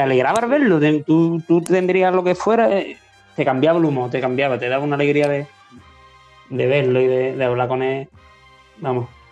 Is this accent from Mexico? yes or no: no; Marqués de la Victoria, Andalusia, Spain; yo me crié en Marqués de la Victoria